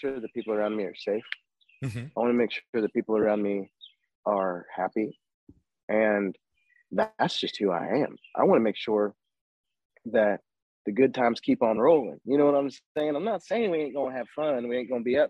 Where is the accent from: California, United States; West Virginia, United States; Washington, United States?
West Virginia, United States; my home state, West Virginia.